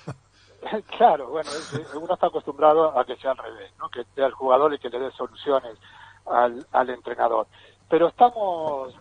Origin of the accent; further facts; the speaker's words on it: Argentina; moved away; Yo soy del pueblo de Nega.